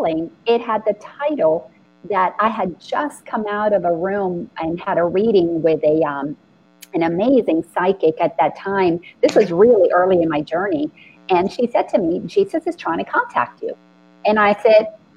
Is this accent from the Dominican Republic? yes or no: yes; Dominican Republic; moved away; I grew up in the Dominican Republic